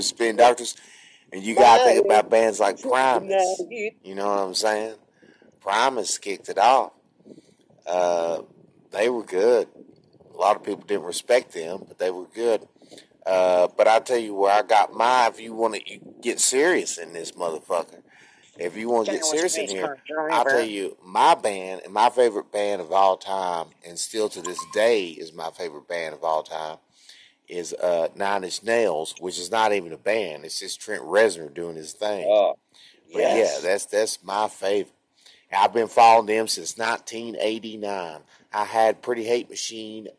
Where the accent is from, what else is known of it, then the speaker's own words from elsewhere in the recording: Tennessee, United States; I'm from Tennessee, and I'm near Nashville